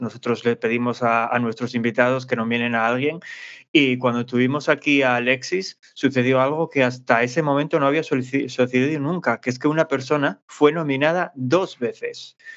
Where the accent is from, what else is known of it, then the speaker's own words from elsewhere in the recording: Asturias, Spain; accent: Asturian; nuestro acento asturiano